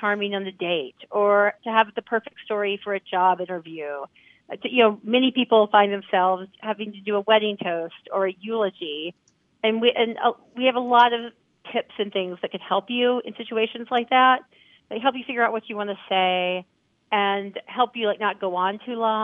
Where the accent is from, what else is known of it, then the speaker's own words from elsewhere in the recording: Alabama, United States; I'm from Alabama, so I have like the little southern manners